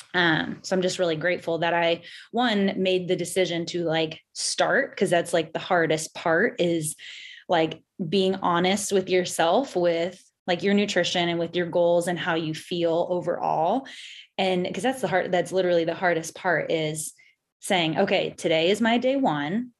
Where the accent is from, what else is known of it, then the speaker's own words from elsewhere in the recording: San Diego, California, United States; now in Louisville, United States; I am from San Diego, California, but I live in Louisville, Kentucky